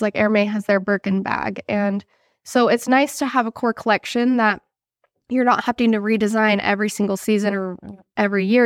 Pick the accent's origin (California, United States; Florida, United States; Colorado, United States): California, United States; I grew up in California